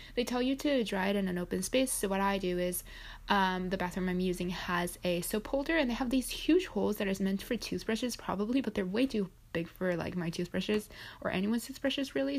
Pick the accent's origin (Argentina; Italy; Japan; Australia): Japan; now in United States; my home country, which is Japan